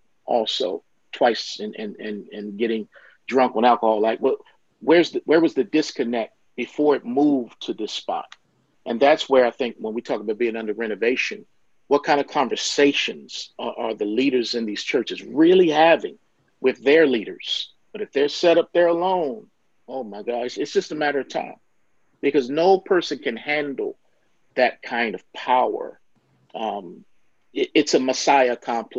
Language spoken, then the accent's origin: English; Baltimore, Maryland, United States; I'm from Baltimore, Maryland, and there was a church in my hometown